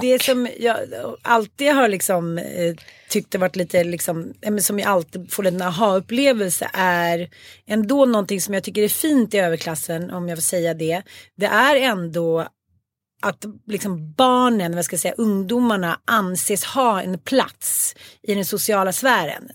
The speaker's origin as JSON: {"language": "Swedish", "town": "Stockholm", "region": "Stockholm County", "country": "Sweden", "said": "Jag kommer ju från Farsta"}